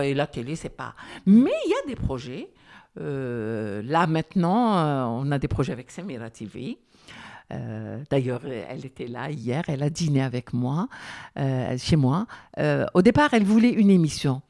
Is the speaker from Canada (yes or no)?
no; Algeria; je suis Algérien